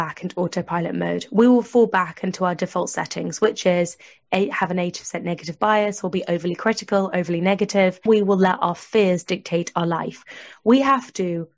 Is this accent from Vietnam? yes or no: no; United Kingdom; I'm British